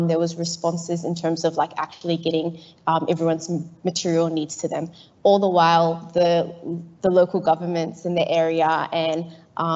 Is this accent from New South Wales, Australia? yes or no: no; Melbourne, Victoria, Australia; I'm from Carlton, not from North Melbourne in Flemington